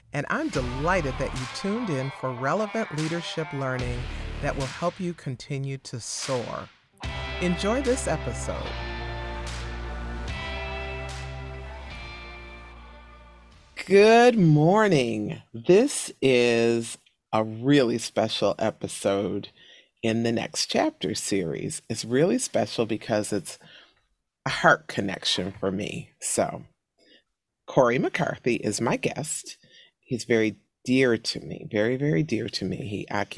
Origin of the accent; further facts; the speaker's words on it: Buffalo, New York, United States; Buffalo, New York, my hometown